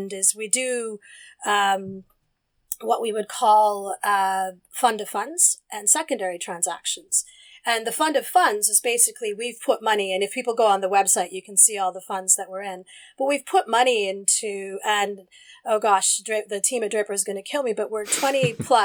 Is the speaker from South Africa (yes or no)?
no; Alberta, Canada; moved away as an adult; also born or lived in United Kingdom; now in London, United Kingdom; growing up in Alberta